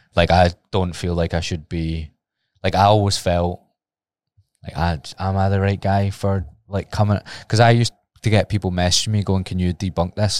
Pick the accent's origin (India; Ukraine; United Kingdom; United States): United Kingdom; Glasgow, Scotland; it's my hometown